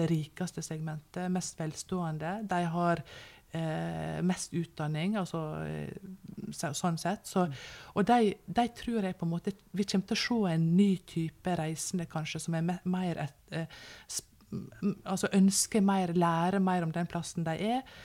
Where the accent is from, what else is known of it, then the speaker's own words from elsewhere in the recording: Norway; vi som nordmenn